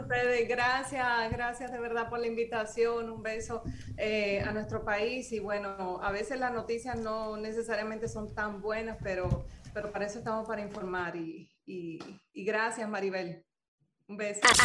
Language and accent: Spanish; Dominican Republic; moved away as an adult; now in Boston, United States; nosotros como dominicanos